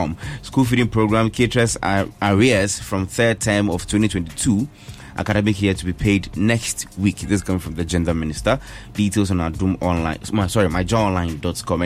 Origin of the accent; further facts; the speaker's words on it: Ghana; as a Ghanaian